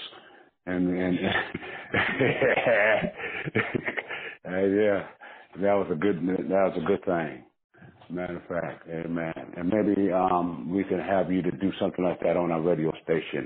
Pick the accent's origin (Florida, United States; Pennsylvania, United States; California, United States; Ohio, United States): California, United States; I'm from California. You know, I'm from there, okay? That's my home